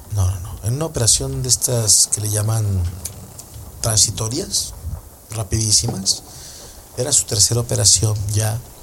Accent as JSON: {"language": "Spanish", "town": "Coatzacoalcos", "region": "Veracruz", "country": "Mexico", "moved": "yes", "said": "estábamos en Coatzacoalcos, Veracruz, que es de donde yo soy"}